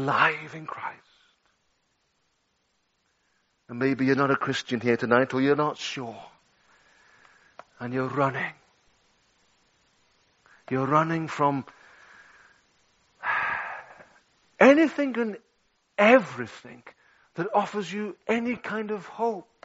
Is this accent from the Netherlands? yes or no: no; Liverpool, North West England, United Kingdom; 13 years of age in my hometown of Liverpool.